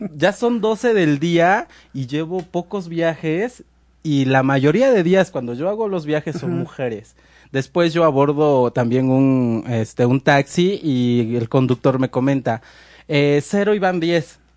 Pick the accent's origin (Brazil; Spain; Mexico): Mexico